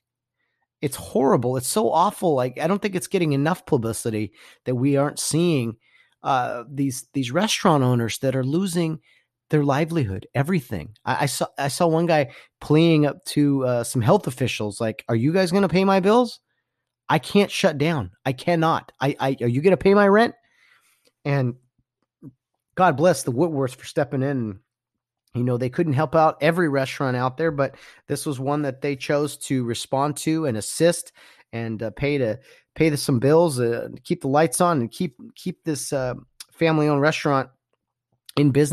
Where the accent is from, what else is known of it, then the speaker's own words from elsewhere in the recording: Glendora, California, United States; It's technically Glendora, which is my hometown